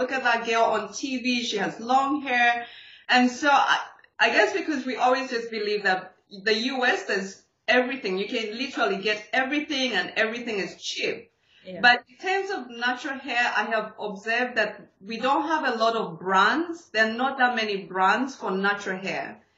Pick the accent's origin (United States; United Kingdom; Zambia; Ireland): Zambia; I'm actually from Zambia